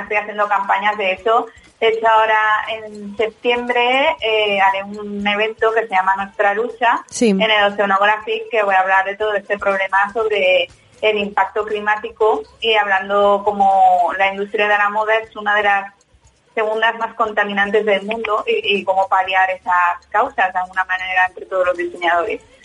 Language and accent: Spanish; Valencia, Valencian Community, Spain; mi punto de partida es mi tierra, eh, que es Valencia